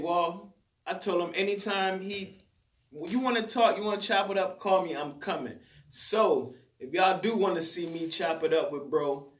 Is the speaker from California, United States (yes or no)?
no; Atlanta, Georgia, United States; Oh, I'm from Atlanta, man. I used to wear the Gucci hat.